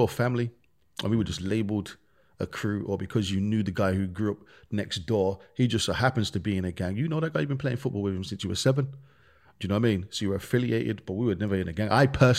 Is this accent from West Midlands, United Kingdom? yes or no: yes; Birmingham, West Midlands, United Kingdom; Birmingham, when we grew up, like I said, man, we grew up in the ghetto. We grew up in the real slums. We grew up in Handsworth.